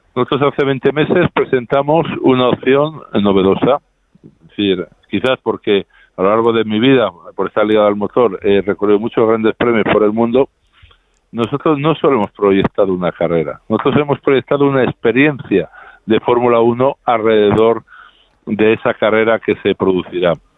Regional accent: Spain; Yo como español

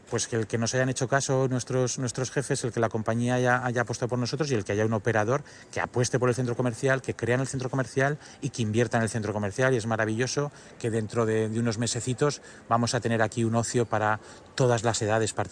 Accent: Aragon, Spain; a mí ya sabéis que por mi acento yo, de, yo no, soy, no soy de aquí, yo soy barreño de corazón, pero yo soy aragonés

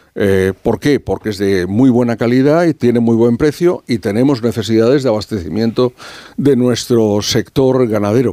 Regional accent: Spain; como español

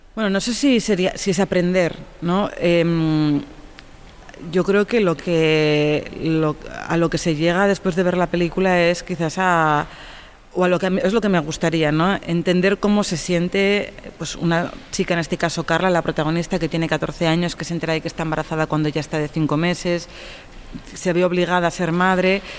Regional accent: Tarragona, Catalonia, Spain; mi pueblo, en Norte de San Juan, en Tarragona

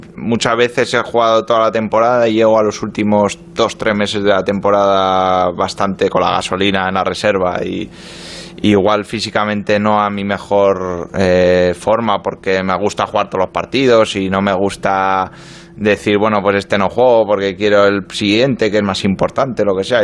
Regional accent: Pamplona, Navarre, Spain; moved away as an adult; also born or lived in Marseille, France; now in London, United Kingdom; me fui muy joven de Pamplona, me fui con 20 años de Osasuna, viví, dos años en Francia, en Marsella y bueno, pues ya llevo nueve en, en Londres

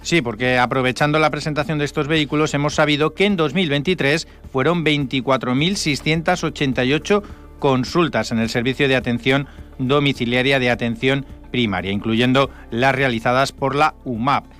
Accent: Madrid, Community of Madrid, Spain; now in Ibiza, Spain; yo soy de Madrid

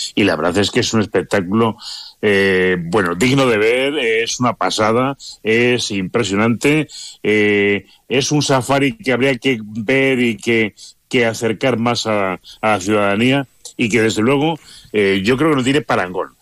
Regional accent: Palencia, Castile and León, Spain; somos de Palencia

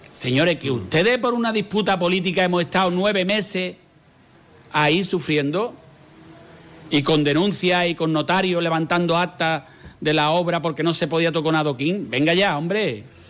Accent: Jerez de la Frontera, Andalusia, Spain; Nosotros somos ciudadanos de Jerez

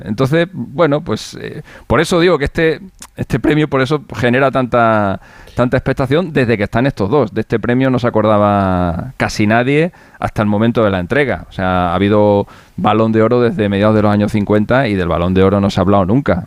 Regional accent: Spain; somos españoles

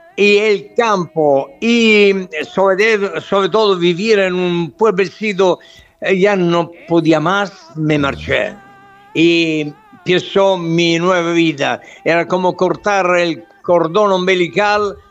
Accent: Southern Italy, Italy; Spanish is a second language

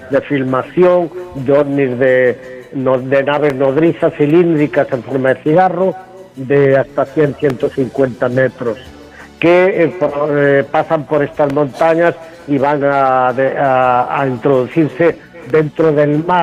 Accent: Galicia, Spain; lamentando lo que le pasó también al buen amigo Marcelino Requejo en la provincia de Lugo, mi tierra natal

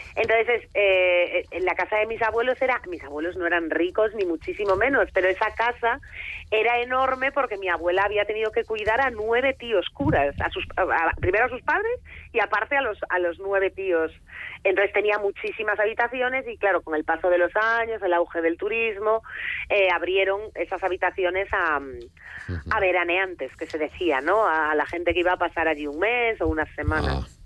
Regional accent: Foz, Galicia, Spain

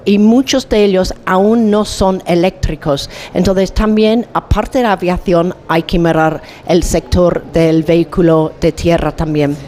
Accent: England, United Kingdom; Spanish is a second language; yo vengo de Inglaterra, donde pasamos unos tiempos horroríficos de frío y lluvia

